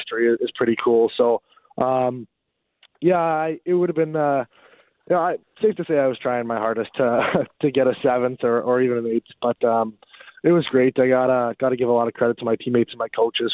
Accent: Canada; as a Canadian

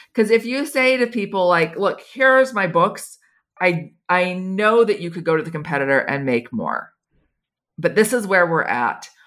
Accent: United States; moved away as an adult; now in Switzerland; as an American

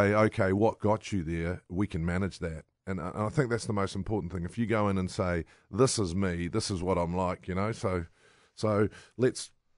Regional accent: New Zealand; as a Kiwi

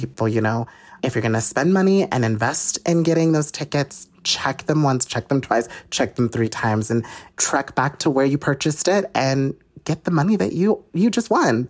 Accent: Utah, United States; I'm from Utah

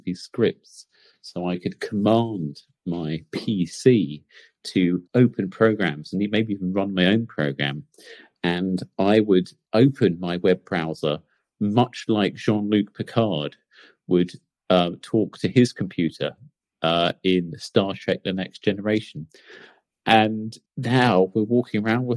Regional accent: Portsmouth, South East England, United Kingdom; accent: Portsmouth; a comical Portsmouth accent, which is where I'm from.

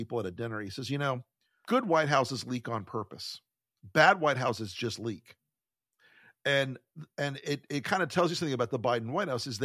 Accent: Florida, United States; my home state of Florida

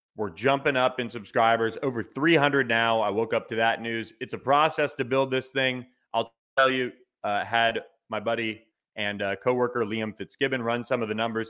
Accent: Tampa, Florida, United States; from Raymond James Stadium in Tampa, my hometown

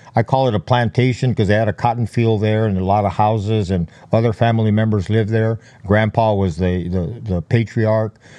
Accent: Los Angeles, California, United States; I was born in East L A, b, uh, raised in, uh, the Boyle Heights area, very notorious area, uh, east of downtown Los Angeles

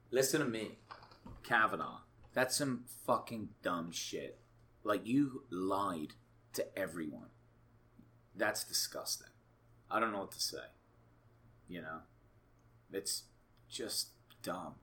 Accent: England, United Kingdom; now in United States; I'm from England originally.

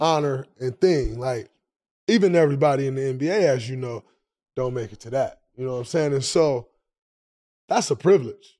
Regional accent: Saginaw, Michigan, United States; I'm from Saginaw

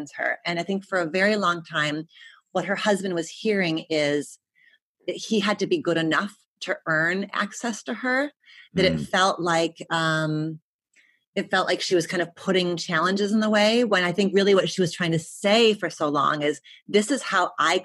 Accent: Detroit, Michigan, United States; moved away; I was from Detroit

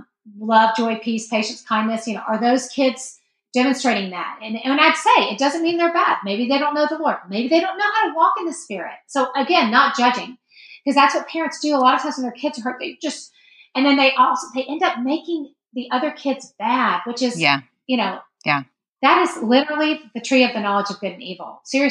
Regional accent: the South, United States; we grew up in the South and you have to be nice to everybody.

